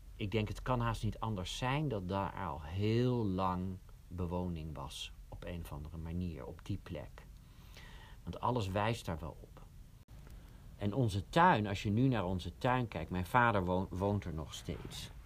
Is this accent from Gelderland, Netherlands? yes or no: no; Oegsgeest, South Holland, Netherlands; Ik kom uit Oegsgeest